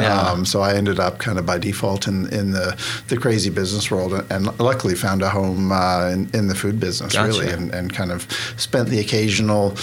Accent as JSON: {"language": "English", "town": "Vancouver", "region": "British Columbia", "country": "Canada", "tie": "born or raised there", "also_born_or_lived": "Boston, United States / Connecticut, United States / Hong Kong / Portland, United States", "moved": "as an adult", "lives_now": "Oklahoma, United States", "said": "I grew up in Canada. I grew up mainly in Western Canada, a little bit in the city, a little bit rural, small town"}